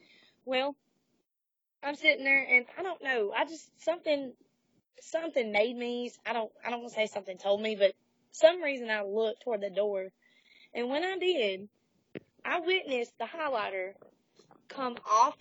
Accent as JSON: {"language": "English", "region": "the South", "country": "United States", "tie": "born or raised there", "said": "especially growing up in the South, like, I didn't necessarily feel like I fit in down here."}